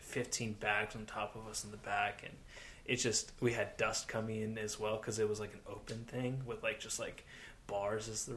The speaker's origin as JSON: {"language": "English", "country": "United States", "said": "being American"}